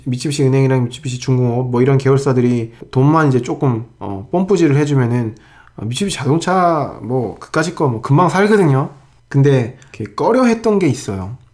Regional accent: South Korea; 나는 한국 사람인데

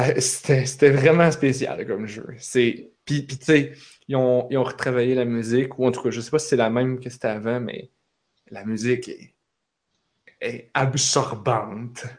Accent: Repentigny, Quebec, Canada; je viens de Repentigny

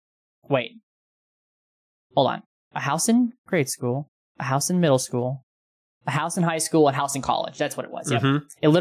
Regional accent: Fairbanks, Alaska, United States; I want to go back to my hometown, Fairbanks, Alaska, where I grew up.

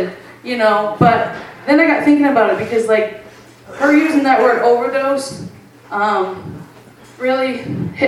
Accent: Bangor, Maine, United States; I'm from Bangor

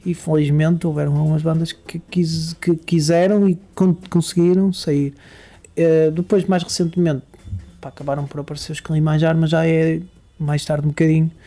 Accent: Barcelos, Norte, Portugal; eu sou natural de uma, de uma freguesia com um nome engraçado que se chama Vila Seca.

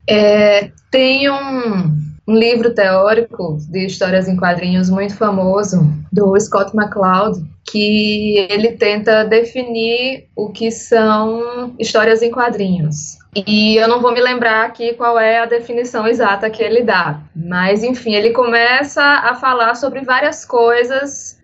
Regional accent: Paraíba, Brazil; Sou paraibana

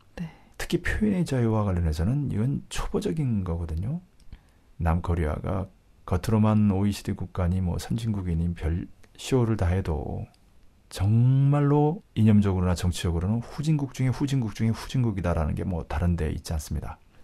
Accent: South Korea; moved away; 남쪽에서 자라서

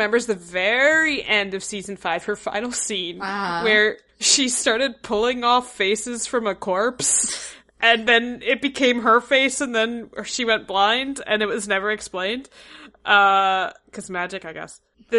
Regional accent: Philadelphia, Pennsylvania, United States; I'm from Philly

